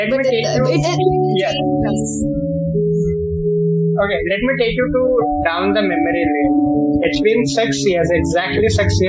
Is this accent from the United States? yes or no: no; Manipal, Karnataka, India; So I said, I'm from Manipal.